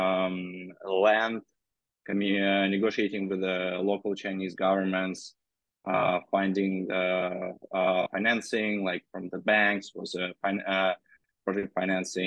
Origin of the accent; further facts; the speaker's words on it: Russia; moved away as an adult; also born or lived in Moscow, Russia / Berlin, Germany / Beijing, China; I'm originally from Russia